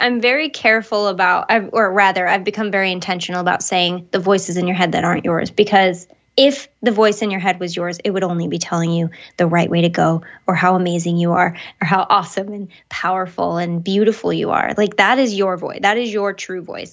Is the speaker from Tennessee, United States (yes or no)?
no; Michigan, United States; where I grew up in Michigan